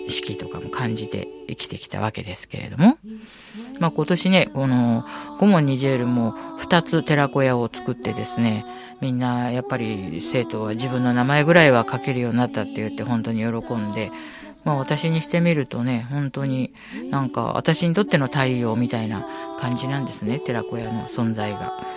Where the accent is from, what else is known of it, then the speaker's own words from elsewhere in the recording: Tokyo, Japan; 私の出身の、引きふ、東京墨田区